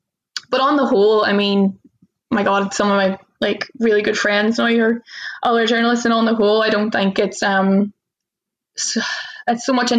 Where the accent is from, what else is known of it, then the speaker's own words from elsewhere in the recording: the north of England, United Kingdom; that is kind of par for the course as a Northerner, I find.